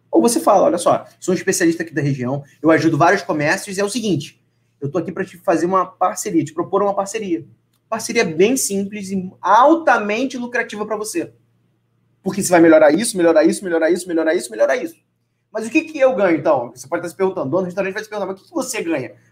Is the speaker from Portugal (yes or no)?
no; Vila Velha, Espírito Santo, Brazil; Eu sou de Vila Velha.